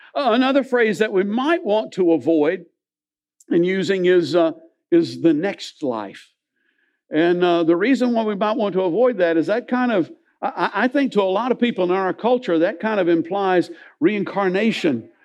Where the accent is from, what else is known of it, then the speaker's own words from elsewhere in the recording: Millersville, United States; I grew up in Millersville